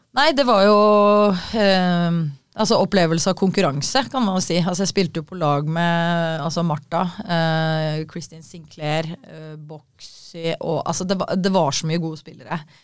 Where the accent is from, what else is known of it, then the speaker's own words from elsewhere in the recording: Kolbotn, Akershus, Norway; Jeg var jo født og oppvokst i Kolbotn